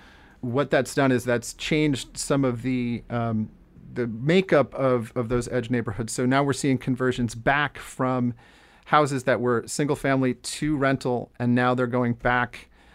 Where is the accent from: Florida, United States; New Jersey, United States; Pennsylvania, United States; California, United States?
New Jersey, United States; Jersey Shore; now in Amherst, United States; I grew up on the Jersey Shore